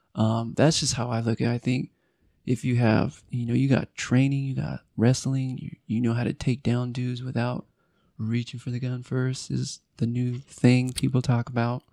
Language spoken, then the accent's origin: English; Apple Valley, California, United States; also born or lived in Hesperia, California / Victorville, California; now in Utah, United States; I grew up in Esperia, Victorville, Apple Valley.